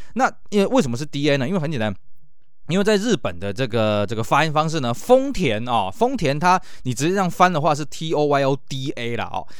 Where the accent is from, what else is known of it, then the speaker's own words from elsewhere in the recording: Taiwan; 尤其像呢，这个我们台湾这边呢